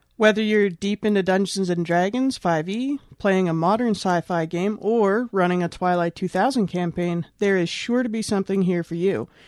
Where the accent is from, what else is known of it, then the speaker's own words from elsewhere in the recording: Canada; I'm from Canada